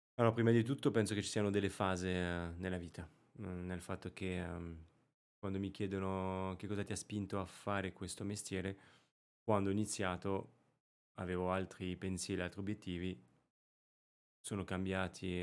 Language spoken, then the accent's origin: Italian; Périgord, Nouvelle-Aquitaine, France; born or raised there; Italian is a second language; moved away as an adult; also born or lived in Rome, Italy / Monte Carlo / Caribbean; now in Milan, Italy